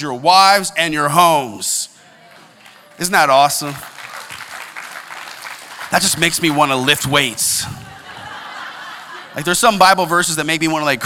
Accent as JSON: {"language": "English", "country": "United States", "said": "I'm an American, and I'm proud"}